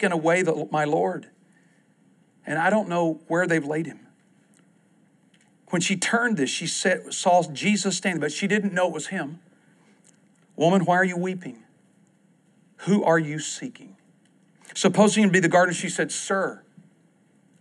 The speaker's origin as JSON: {"language": "English", "region": "East Texas", "country": "United States", "tie": "born or raised there", "said": "I grew up in East Texas"}